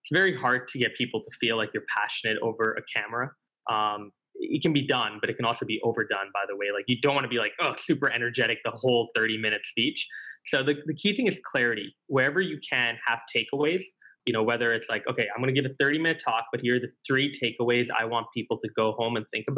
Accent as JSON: {"language": "English", "country": "Singapore", "said": "So we lost to my home country in the final on the topic of universal basic income."}